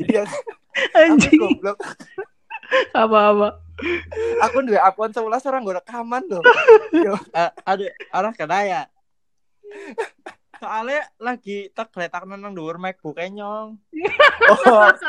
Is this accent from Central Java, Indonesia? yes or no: yes; Purwokerto, Central Java, Indonesia; now in Jakarta, Indonesia; Iya, aku asli PWT.